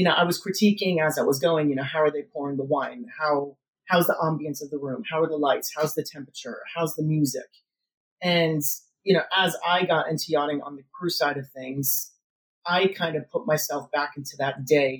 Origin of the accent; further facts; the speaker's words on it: Connecticut, United States; now in Florida, United States; growing up in Connecticut, it was, you know, very rural